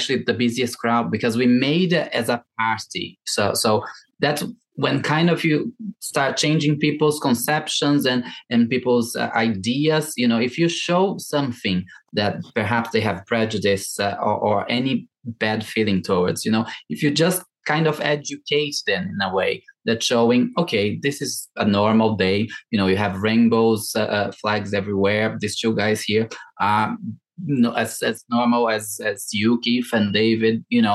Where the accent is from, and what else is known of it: Brazil; English is a second language; moved away as an adult; also born or lived in Ireland / London; now in United Kingdom